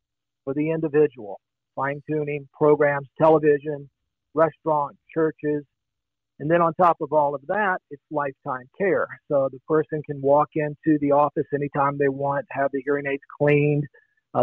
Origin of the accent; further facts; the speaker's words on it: Long Beach, Mississippi, United States; now in Escondido, United States; I'm originally from the Mississippi Gulf Coast, a beautiful little town called Long Beach